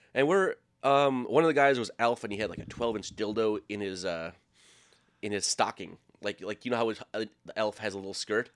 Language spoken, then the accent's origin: English; Minnesota, United States; moved away; also born or lived in Iowa; I was living in Iowa, and I'm from Minnesota